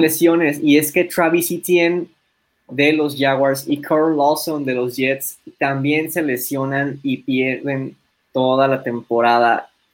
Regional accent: Mexico; nosotros siendo mexicanos

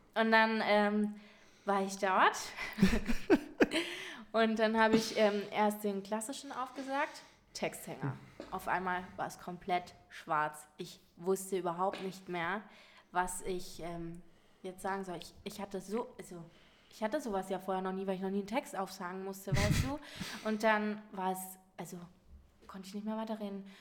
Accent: Munich, Bavaria, Germany; mich so als Münchner Madel verkauft habe

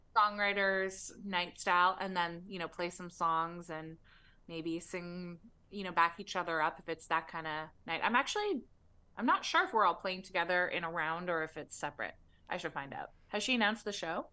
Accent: Toronto, Ontario, Canada; now in Los Angeles, United States; I was born in Toronto

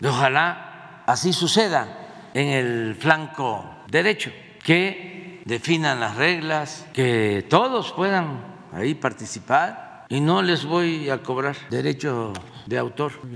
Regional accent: southeast Mexico, Mexico; allá en mi pueblo o allá en el sureste

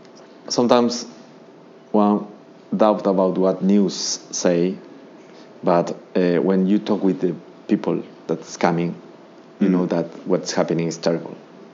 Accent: Bogota, Colombia; now in Piura, Peru; I come from Bogota, that is a very beautiful city, very cosmopolitan city. And for me, it was a little hard to come to Piura

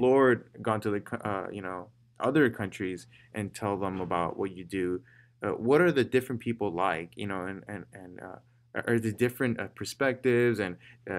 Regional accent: Chicago, Illinois, United States; I'm from Little Village, it changed everything that I am

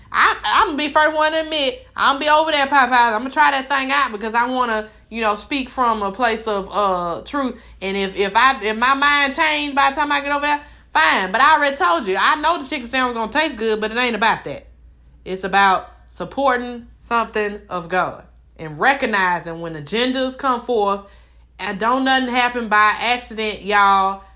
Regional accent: Mobile, Alabama, United States; I'm from Mobile.

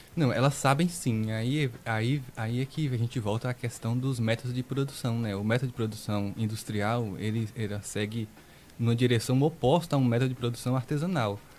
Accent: Serra do Ramalho, Bahia, Brazil; Eu nasci na 8, né? Na Agrovila 8. 8. Sim. Daqui mesmo. Cursei o ensino médio todo aqui.

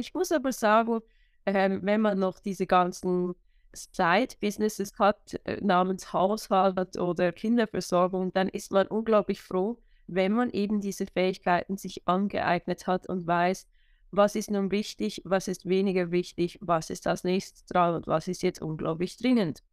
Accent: Switzerland; Wo ich herkomme, hört man wahrscheinlich, sobald ich mehr als drei Worte sage. Ich bin aus der schönen Schweiz

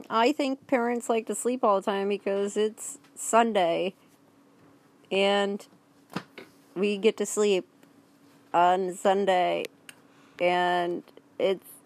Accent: Wisconsin, United States; Well, Ponyland is where I'm staying right now, but I'm actually from Wisconsin.

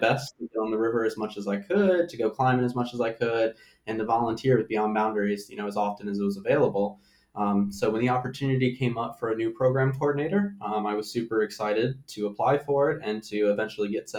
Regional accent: Hanover County, near Richmond, Virginia, United States; also born or lived in Steamboat Springs, Colorado; I grew up in Hanover. I went to Attlee, so I am local to Richmond-ish.

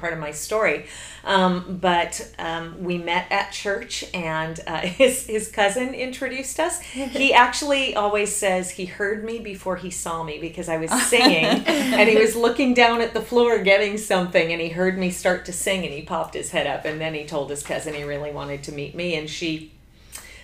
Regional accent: New Jersey, United States; moved away as an adult; also born or lived in Connecticut / Minnesota / Texas; now in Pearland, United States; I grew up in New Jersey.

